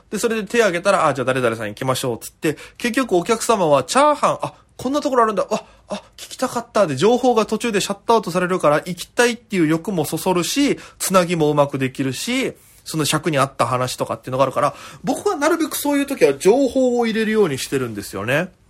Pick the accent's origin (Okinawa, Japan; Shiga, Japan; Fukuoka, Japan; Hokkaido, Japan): Okinawa, Japan; moved away as an adult; now in Tokyo, Japan; 私県出身で現在東京でフリーのピン芸人として活動しております